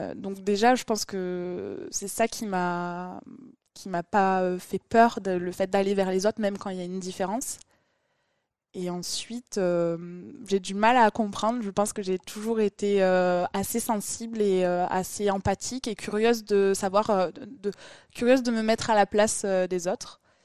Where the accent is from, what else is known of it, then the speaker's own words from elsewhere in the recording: Toulouse, Occitania, France; je suis une vraie Toulousaine, je suis née à Toulouse. Après, j'ai grandi à côté de Toulouse